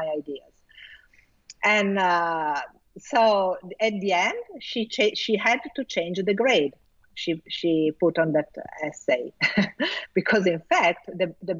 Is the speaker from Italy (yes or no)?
yes; Italy; first language Italian; English is a second language; also born or lived in Milan; I was quite good in Italian. Well, because it's my native language